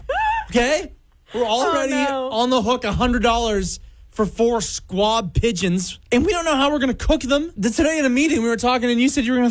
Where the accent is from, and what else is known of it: Vancouver, British Columbia, Canada; born or raised there